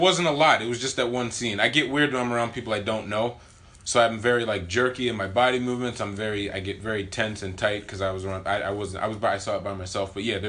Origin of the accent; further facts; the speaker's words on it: Connecticut, United States; I'm from Connecticut.